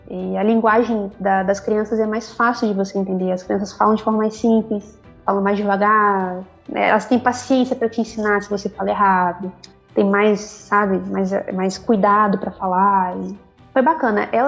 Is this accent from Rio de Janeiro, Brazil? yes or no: yes; Nova Friburgo, Rio de Janeiro, Brazil; also born or lived in Bom Jesus; Não sei se vocês conhecem Nova Friburgo, região serrana do Rio de Janeiro. Eu nasci por ali. Eu cresci ali, no Friburgo, fui para Bom Jesus depois.